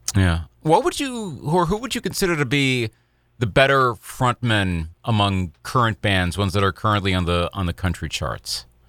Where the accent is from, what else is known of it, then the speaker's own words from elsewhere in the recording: Eau Claire, Wisconsin, United States; I remember being a sophomore at Memorial High School in Eau Claire, Wisconsin. This podcast is based my hometown